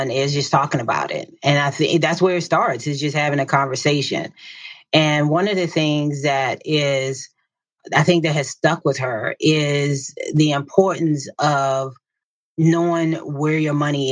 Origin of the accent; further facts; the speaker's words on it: Southern Virginia, United States; So, I grew up in a small town in Southern Virginia. It's called Cambridge, Virginia, and it was a farming town